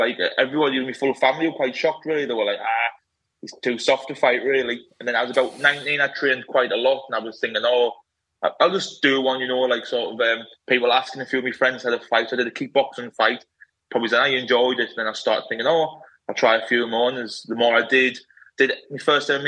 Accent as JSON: {"language": "English", "town": "Sunderland", "region": "North East England", "country": "United Kingdom", "tie": "born or raised there", "said": "So I'm from Sunderland, in the northeast of England. I'm from like a small, but it used to be classed as a village, Castletown it was called."}